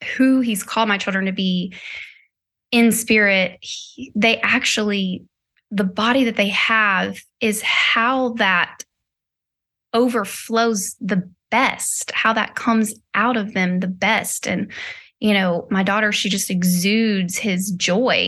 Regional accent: Nashville, Tennessee, United States; also born or lived in Hendersonville, Tennessee; now in California, United States; I'm born and raised in Nashville

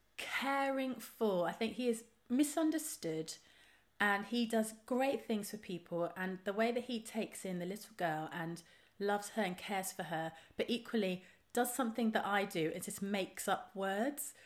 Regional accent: Trowbridge, South West England, United Kingdom; moved away; I grew up in Trowbridge in the West Country.

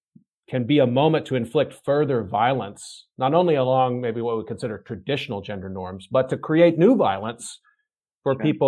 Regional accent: Texas, United States; Texas, my home state in the United States

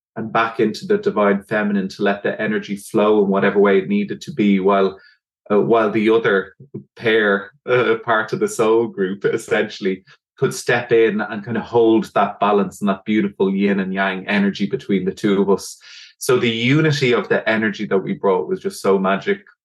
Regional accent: Dublin, Leinster, Ireland; I'm from Dublin in Ireland

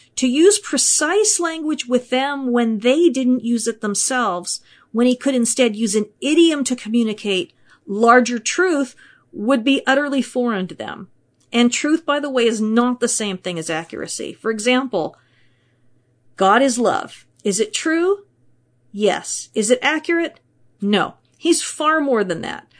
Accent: United States; I'm from America

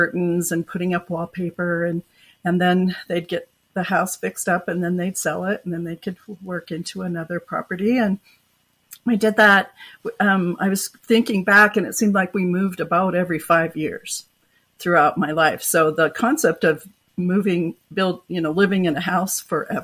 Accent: Oregon, United States; moved away as an adult; now in Utah, United States; I grew up in Oregon

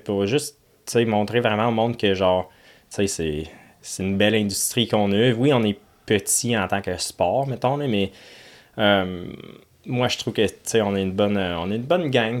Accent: Ottawa, Ontario, Canada; moved away as an adult; also born or lived in Florida; now in Drummondville, Canada; En Ontario, tu sais, où, j'étais, j'avais ma track chez mes parents, sur une ferme

